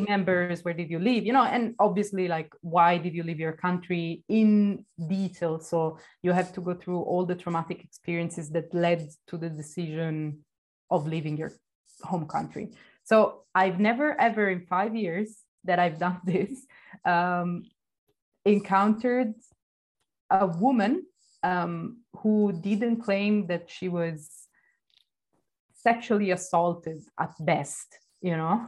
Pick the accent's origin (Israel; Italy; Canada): Italy; Florence, Tuscany; moved away as an adult; also born or lived in Greece; now in Barcelona, Spain; I grew up in Florence, in the oh, outskirts wow. of the city